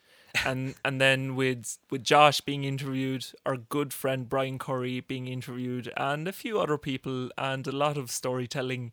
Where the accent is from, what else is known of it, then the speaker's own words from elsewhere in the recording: Norway; born and raised in the Norwegian lands of ice and snow by native parents